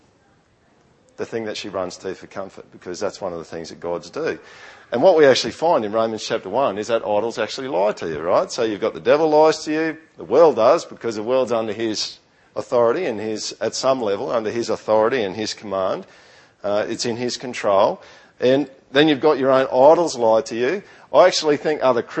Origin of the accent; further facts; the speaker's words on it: Australia; accent: Aussie yokel; first language English; I've got some weird accent. I don't even know what it is. Maybe it's a Aussie yokel accent or something. But when I speak English, I speak my native language.